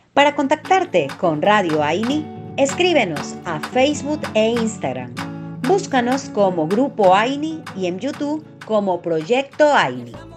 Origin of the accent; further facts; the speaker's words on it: Argentina; Yo soy de Argentina, pero tengo descendencia boliviana.